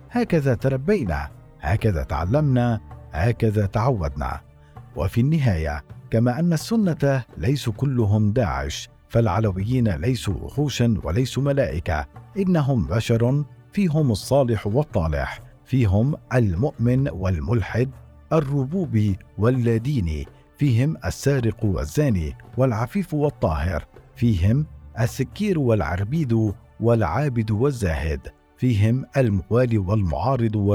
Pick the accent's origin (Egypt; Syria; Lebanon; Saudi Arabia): Syria; يمكنني القول اننا كسوريين على مختلف طوائفنا ومذاهبنا وانتماءاتنا